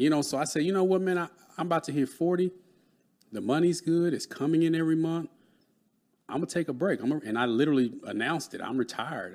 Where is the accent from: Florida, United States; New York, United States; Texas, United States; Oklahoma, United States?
Texas, United States; Dallas; I grew up in Dallas, Texas